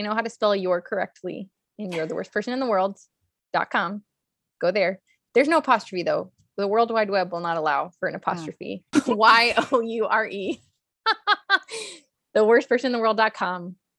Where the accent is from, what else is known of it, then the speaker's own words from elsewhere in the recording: Hollywood, California, United States; And then I've also got the growing up in Hollywood